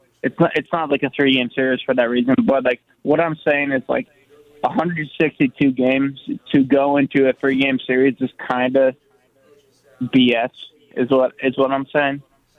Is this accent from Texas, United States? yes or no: no; Green Bay, Wisconsin, United States; I'm from Green Bay, Wisconsin, born and raised, like 10 minutes from Lambeau.